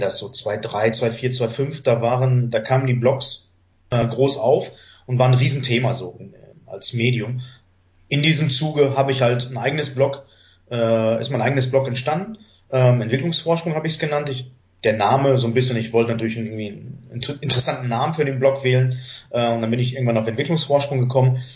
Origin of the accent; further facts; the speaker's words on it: Germany; first language German and Greek; weil ich natürlich hier geboren bin, bilingual aufgewachsen bin, natürlich das deutsche Schulsystem ähm, komplett mitgenommen habe